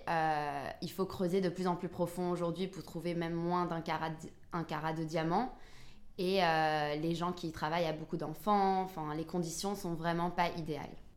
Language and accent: French; Antwerp, Flanders, Belgium; moved away as an adult; also born or lived in London; je viens aussi d'Anvers, d'une famille diamantaire. Donc mon papa, il est diamantaire à Anvers. À 18 ans, pareil, j'ai bougé à Londres